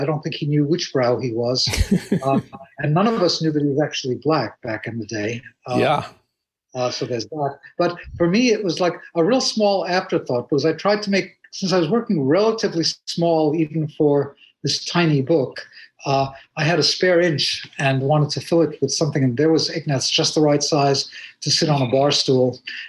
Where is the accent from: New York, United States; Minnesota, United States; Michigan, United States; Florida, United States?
New York, United States; I'm a New Yorker